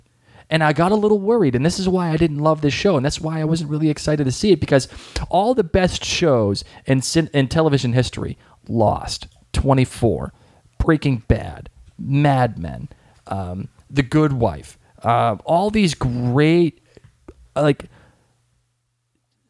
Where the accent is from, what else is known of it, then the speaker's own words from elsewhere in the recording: Boston, Massachusetts, United States; accent: Boston; my Boston accent